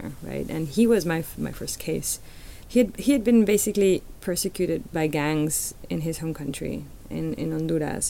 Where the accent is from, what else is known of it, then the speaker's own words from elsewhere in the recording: Mexico City, Mexico; I'm a Chilanga, which means I'm from Mexico City.